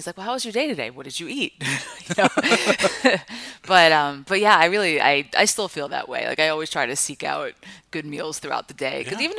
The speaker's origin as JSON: {"language": "English", "area": "Five Towns", "region": "New York", "country": "United States", "tie": "born or raised there", "also_born_or_lived": "Oakland, California", "moved": "as an adult", "said": "I grew up in the Five Towns, which are right, like these small little towns right by Kennedy Airport."}